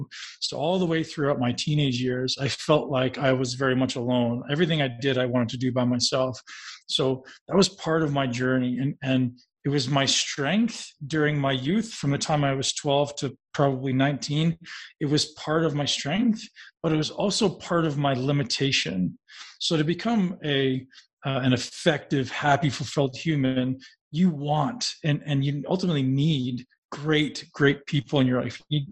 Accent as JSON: {"language": "English", "town": "Toronto", "region": "Ontario", "country": "Canada", "tie": "born or raised there", "said": "I lived in a big city. I grew up in Toronto. I was riding the bus."}